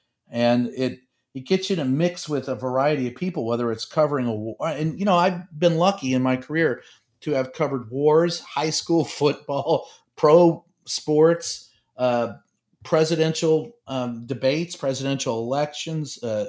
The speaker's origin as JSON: {"language": "English", "town": "Louisville", "region": "Kentucky", "country": "United States", "tie": "born or raised there", "said": "there was a newspaper where I grew up in Louisville, Kentucky, called Courier Journal and Louisville Times."}